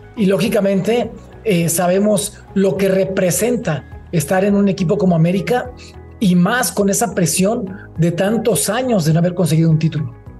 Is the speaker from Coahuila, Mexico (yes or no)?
no; Uruapan, Michoacán, Mexico; moved away as an adult; also born or lived in Mexico City / Veracruz; yo me formé eh, fue en Uruapan. Yo soy de Uruapan, Michoacán